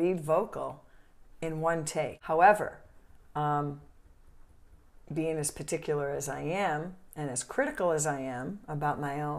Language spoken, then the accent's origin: English; Italy; born there; Yeah, I was born in Italy, yeah.